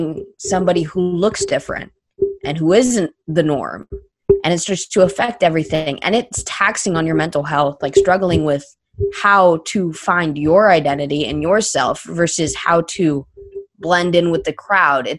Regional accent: Florida, United States; That's my home state, Florida. That's an hour from my house

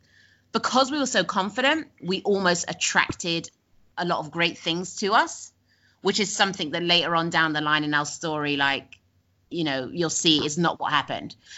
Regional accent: London, United Kingdom; moved away as an adult; now in Bali, Indonesia; we're from London

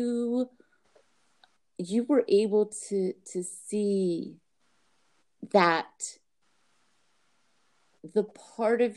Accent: New York, United States; I'm from New York

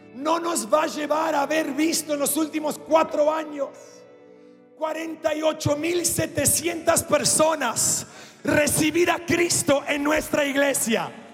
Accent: Australia; first language English; Spanish is a second language; moved away as an adult; also born or lived in Latin America; mi primer idioma es el inglés. Yo soy australiano. Sé que mis ojos azules y mi cabello rubio te comunica eso. Nacido en Australia

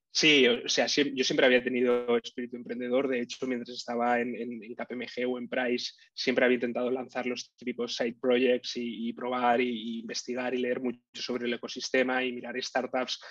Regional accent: Barcelona, Catalonia, Spain; soy originario de Barcelona, vivo aquí en, Barcelona

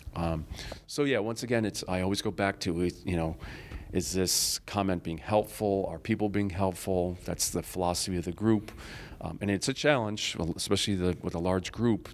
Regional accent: Rochester, New York, United States; I'm from Rochester, New York

